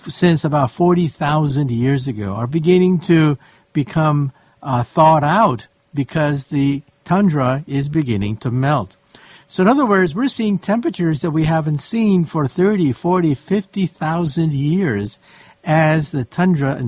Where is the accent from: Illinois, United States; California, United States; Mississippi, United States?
California, United States; San Francisco; I grew up in San Francisco